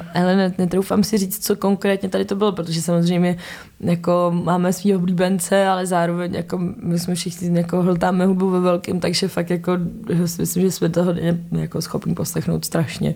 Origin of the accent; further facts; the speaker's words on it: Czechia; jsme Češi